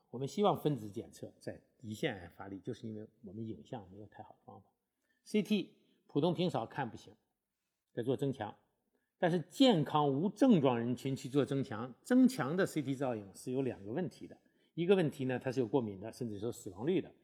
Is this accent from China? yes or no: yes; China; 对我们中国人来讲的话